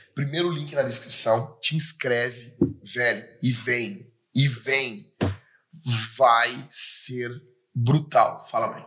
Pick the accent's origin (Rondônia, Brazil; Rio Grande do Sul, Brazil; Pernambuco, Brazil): Rio Grande do Sul, Brazil; já fico com saudade aqui da nossa cidade, do Rio Grande do Sul, do, da minha terra, do meu pago